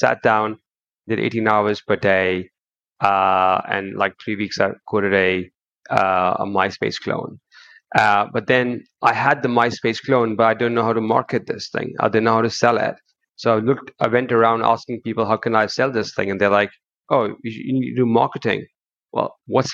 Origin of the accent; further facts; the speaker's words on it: Kuwait; moved away as an adult; now in United Kingdom; I was born in Kuwait, but I moved to the UK when I was 20